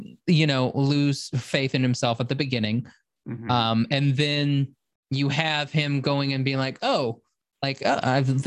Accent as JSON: {"language": "English", "region": "Oklahoma", "country": "United States", "said": "I'm from Oklahoma, so it's Wart."}